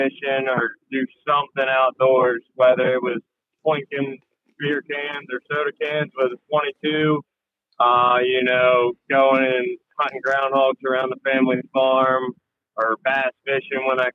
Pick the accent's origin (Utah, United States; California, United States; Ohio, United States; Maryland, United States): Maryland, United States; Frederick; moved away as an adult; now in Ocean City, United States; I'm originally from Frederick, Maryland, over on the Western Shore.